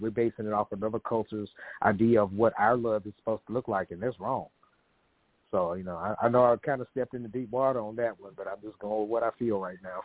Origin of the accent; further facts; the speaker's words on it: Memphis, Tennessee, United States; moved away as an adult; now in Dallas, United States; I'm originally from Memphis. I uh, lived there the first 30 years of my life